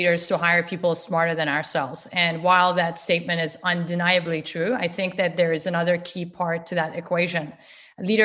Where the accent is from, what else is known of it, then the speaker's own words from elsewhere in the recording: Canada; a Canadian citizen. We live in a dual lingual, you know, bilingual country.